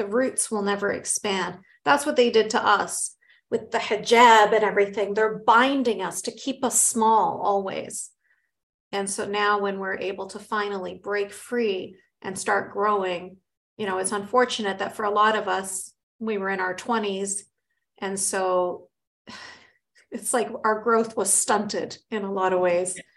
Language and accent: English; Canada; I grew up in Canada from a family from, you know, Egyptian and Palestinian